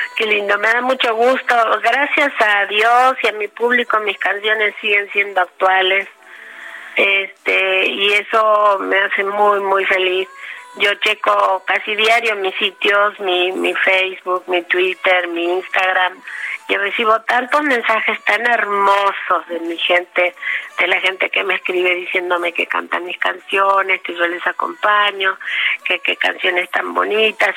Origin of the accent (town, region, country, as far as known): Patagonia, Argentina; born or raised there; moved away as an adult; also born or lived in Trelew, Argentina / Buenos Aires, Argentina; now in Mexico